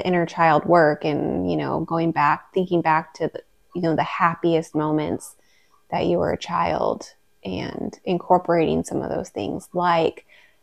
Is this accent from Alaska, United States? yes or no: yes; Juneau, Alaska, United States; growing up in Juneau